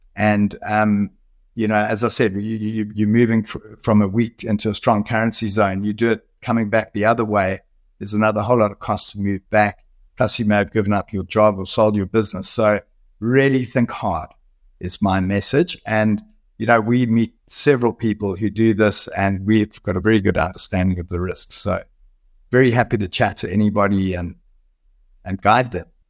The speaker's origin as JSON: {"language": "English", "country": "South Africa", "said": "South Africans are also quite resilient. We're known as hard workers."}